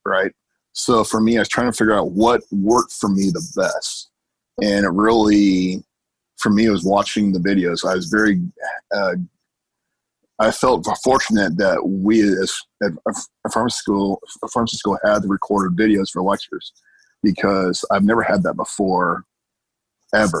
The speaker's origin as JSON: {"language": "English", "town": "Seattle", "region": "Washington", "country": "United States", "moved": "as an adult", "lives_now": "South Florida, United States", "said": "I'm originally from Seattle. And I've been in South Florida for about 10 years or so."}